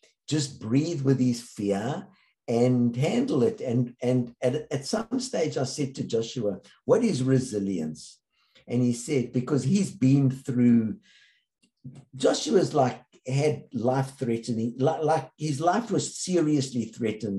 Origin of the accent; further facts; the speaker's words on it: South Africa; I grew up in South Africa